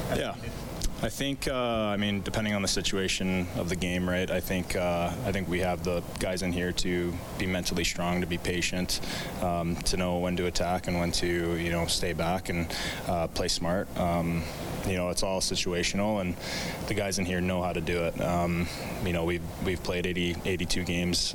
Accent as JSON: {"language": "English", "town": "Edmonton", "region": "Alberta", "country": "Canada", "tie": "born or raised there", "said": "growing up in Edmonton"}